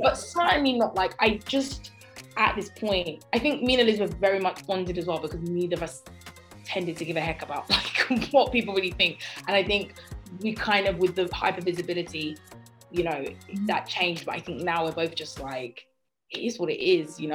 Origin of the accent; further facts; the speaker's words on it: Croydon, London, United Kingdom; I grew up in Croydon, where I still live